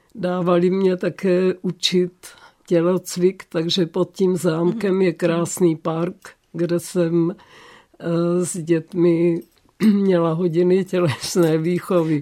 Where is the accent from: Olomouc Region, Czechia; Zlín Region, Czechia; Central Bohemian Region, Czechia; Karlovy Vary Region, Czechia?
Olomouc Region, Czechia; Olomouc; jsem se narodila v Olomouci